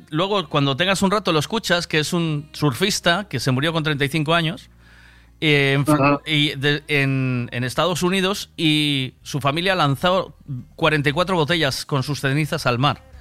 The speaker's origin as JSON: {"language": "Spanish", "town": "Vigo", "region": "Galicia", "country": "Spain", "said": "Sí, yo soy de Vigo Vigo."}